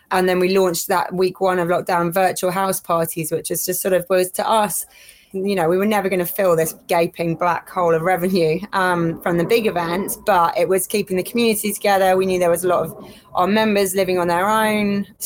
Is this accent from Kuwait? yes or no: yes; Kuwait; also born or lived in Middle East; but growing up in the Middle East, the parties I'd seen, you know, living in Kuwait where alcohol's illegal and stuff